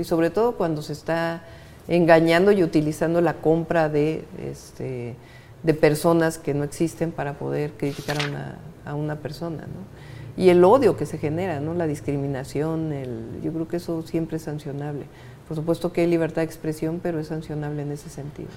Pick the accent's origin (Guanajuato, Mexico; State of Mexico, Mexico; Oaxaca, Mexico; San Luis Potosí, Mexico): State of Mexico, Mexico; now in Mexico City, Mexico; Yo de chica crecí en el Estado de México